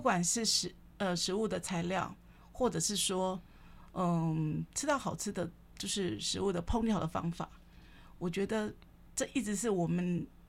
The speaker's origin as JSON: {"language": "Chinese", "region": "Kaohsiung", "country": "Taiwan", "said": "因为我是高雄人"}